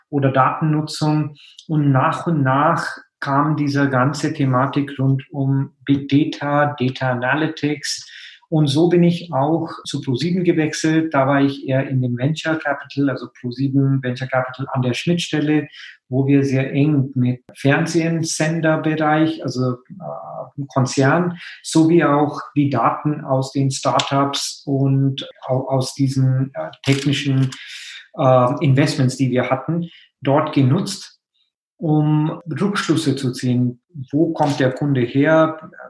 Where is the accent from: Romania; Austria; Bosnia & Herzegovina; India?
India; German is a second language; moved away as an adult; now in Germany; Also ich meine, ich komme ja aus Indien, bin dann direkt nach meinem Studium quasi in Physik nach Deutschland gekommen, um in äh, Physik zu promovieren.